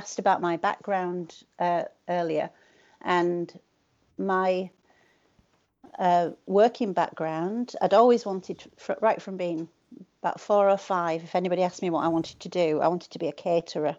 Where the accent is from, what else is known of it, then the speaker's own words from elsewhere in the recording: Leeds, Yorkshire and the Humber, United Kingdom; also born or lived in Bradford; I grew up around Leeds and Bradford.